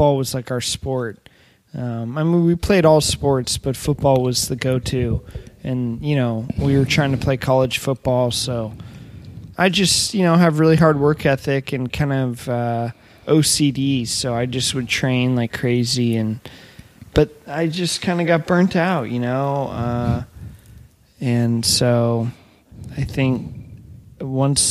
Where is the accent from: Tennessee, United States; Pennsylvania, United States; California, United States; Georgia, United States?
California, United States; Ojai; also born or lived in Paraguay / Ventura, California; I'm originally from Ojai, California